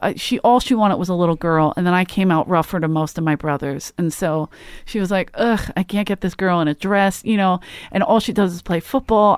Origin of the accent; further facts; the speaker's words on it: Philadelphia, Pennsylvania, United States; I'm from Philly